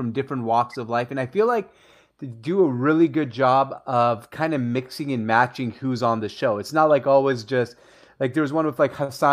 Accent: Bellevue, Washington, United States; also born or lived in Syria; Yeah, that's where I'm from. I'm from Bellevue.

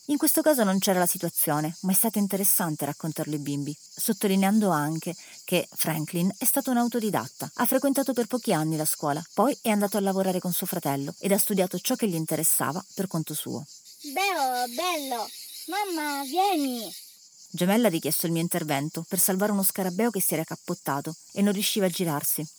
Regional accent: Calabria, Italy; Siamo calabresi

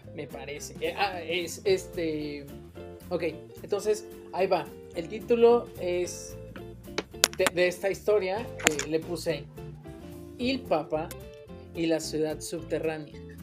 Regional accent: Mexico

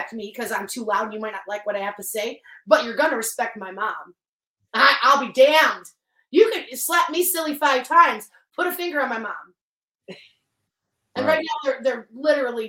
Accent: Detroit, Michigan, United States; I'm from Detroit, Michigan, so I'm from the hood

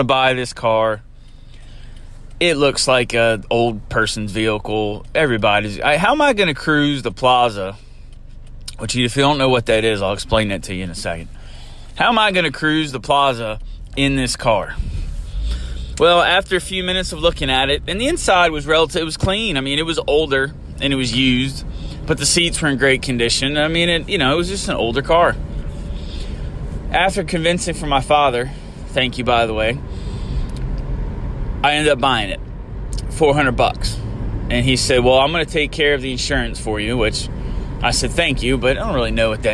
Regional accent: Eastern Shore, United States; living and growing up on the Eastern Shore

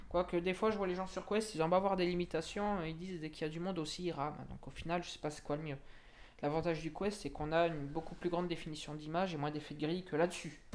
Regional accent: Montluçon, Auvergne-Rhône-Alpes, France; moved away as an adult; now in Bordeaux, France; moi, je viens d'Auvergne, du côté de Montluçon

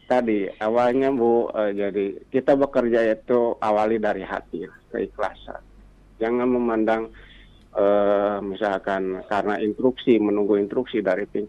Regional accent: Bandung, West Java, Indonesia; kepada sekaligus kepada orang Bandung karena saya juga asli dari Bandung.

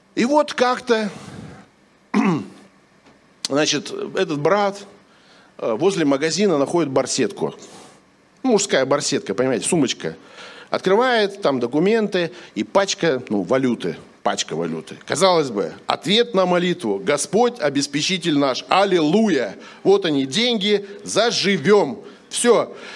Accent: Sakhalin Oblast, Russia; я с Сахалина

